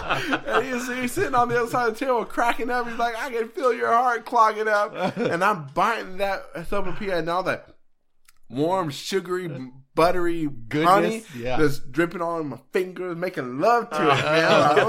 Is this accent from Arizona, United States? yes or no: yes; Arizona, United States; Yeah. I grew up in Arizona.